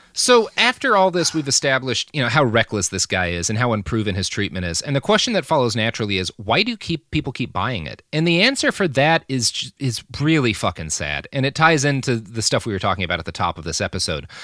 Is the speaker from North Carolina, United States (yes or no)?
no; Texas, United States; where I grew up in Texas was like that too